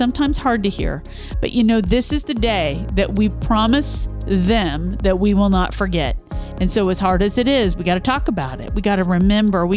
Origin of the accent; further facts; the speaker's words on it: Midwest, United States; we grew up in the Midwest